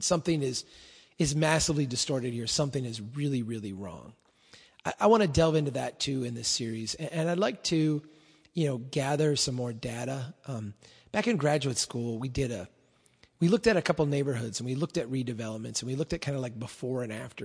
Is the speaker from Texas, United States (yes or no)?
no; Brainerd, Minnesota, United States; my hometown here in Brainerd